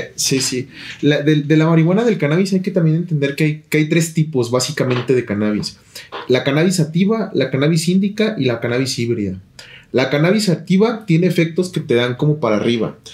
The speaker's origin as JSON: {"language": "Spanish", "region": "Nayarit", "country": "Mexico", "tie": "born or raised there", "moved": "yes", "said": "yo nací en Nayarit"}